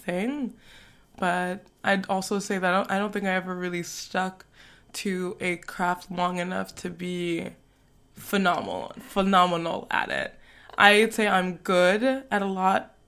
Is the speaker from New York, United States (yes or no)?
yes; New York, United States; moved away as an adult; also born or lived in Togo; now in Paris, France; I am from New York, and I was born in West Africa in Togo. I moved to Paris about 6 years ago